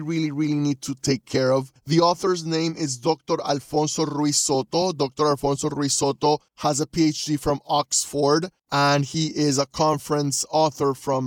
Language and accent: English; Panama City, Panama; I'm a coach from Panama City, Panama